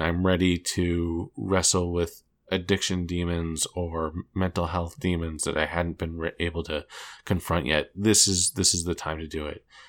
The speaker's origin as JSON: {"language": "English", "area": "D.C.", "region": "Maryland", "country": "United States", "tie": "born or raised there", "said": "I grew up just outside of Washington, D, D C, and Maryland."}